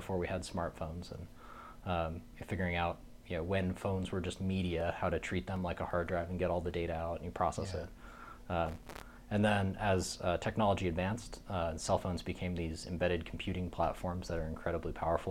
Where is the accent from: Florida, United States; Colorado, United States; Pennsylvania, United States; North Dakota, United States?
Colorado, United States; Boulder; moved away as an adult; also born or lived in East Coast; now in Denver, United States; I grew up in Boulder, born and raised there